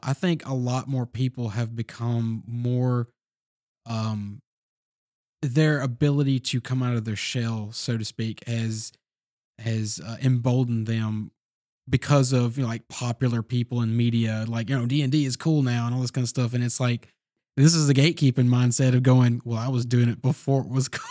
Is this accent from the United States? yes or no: yes; the South, United States; we all were born and raised in the South